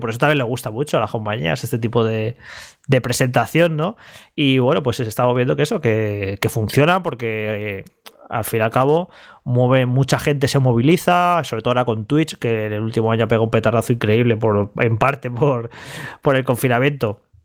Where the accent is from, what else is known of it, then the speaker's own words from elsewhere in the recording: Madrid, Community of Madrid, Spain; de pequeño entrar unos recreativos en Madrid, yo juraría que fueron los de la vaguada